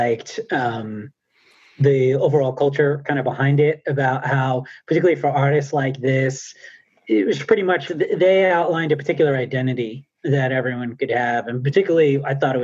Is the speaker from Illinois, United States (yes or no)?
no; New Jersey, United States; born or raised there